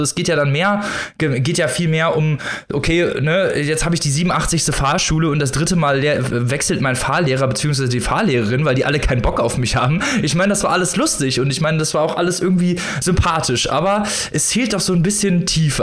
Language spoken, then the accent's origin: German; Germany; bei uns in Deutschland